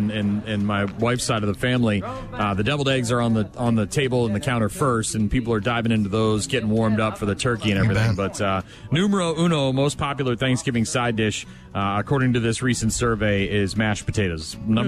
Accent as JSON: {"language": "English", "region": "New Hampshire", "country": "United States", "tie": "born or raised there", "said": "New Hampshire, my home state."}